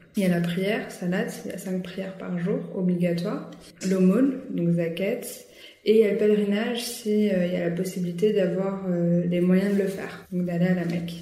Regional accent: France; on est française, on est né en France

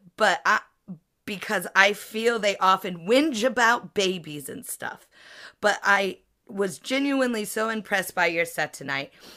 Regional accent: United States; now in United Kingdom; I'm American, but I am also a comedian who lives in the U K.

